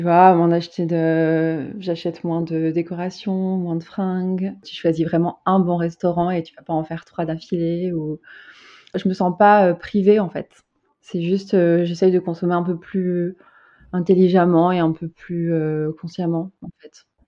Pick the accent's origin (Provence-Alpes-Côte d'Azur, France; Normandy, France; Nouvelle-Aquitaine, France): Nouvelle-Aquitaine, France; Bordeaux; moved away as an adult; also born or lived in Paris; now in Amsterdam, Netherlands; Je viens de, de Bordeaux